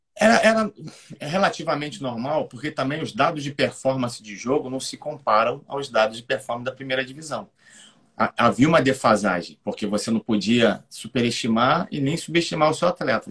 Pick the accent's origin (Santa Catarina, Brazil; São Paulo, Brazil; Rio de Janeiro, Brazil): Rio de Janeiro, Brazil; eu sou do Rio de Janeiro